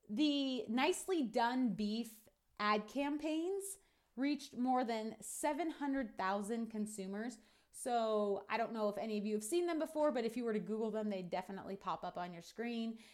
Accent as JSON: {"language": "English", "country": "United States", "said": "what we're doing as American ranchers and farmers"}